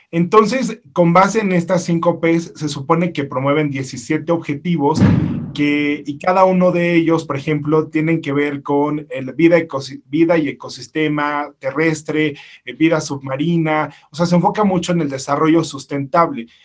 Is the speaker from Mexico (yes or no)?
yes; Mexico; originario de México